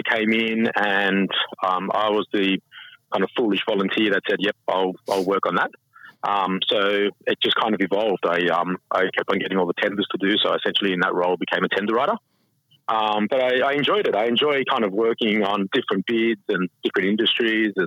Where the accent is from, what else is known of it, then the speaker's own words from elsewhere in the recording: Sydney, New South Wales, Australia; I grew up in Sydney, but I spent a lot of time down on the New South Wales South Coast.